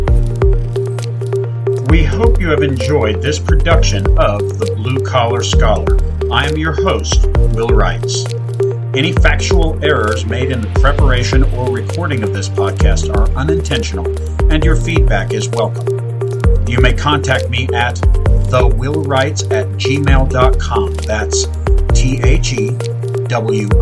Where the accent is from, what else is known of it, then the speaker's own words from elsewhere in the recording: Erie, Kansas, United States; Erie, my hometown